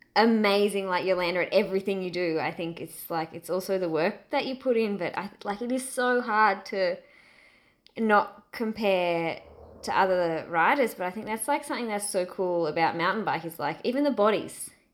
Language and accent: English; Australia; my being an Aussie